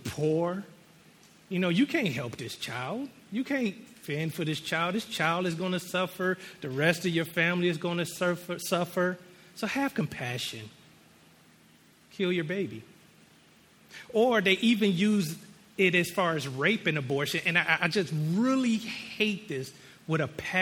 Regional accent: United States; being American

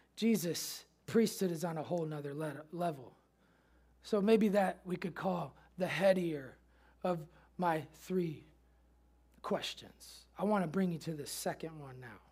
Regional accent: Chicago, Illinois, United States; moved away; also born or lived in Memphis; growing up in Chicago, Michael Jordan fan

